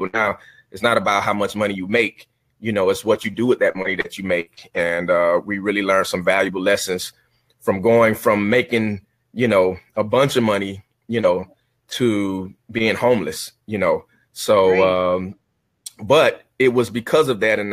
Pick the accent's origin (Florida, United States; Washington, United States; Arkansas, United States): Florida, United States; Miami; I'm from Miami, born and raised in Miami, Florida